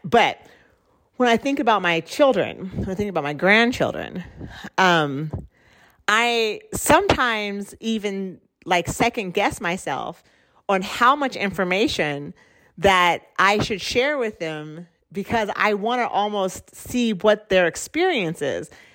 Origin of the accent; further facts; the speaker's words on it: Oregon, United States; also born or lived in Central America; I was born in Oregon, which is a white space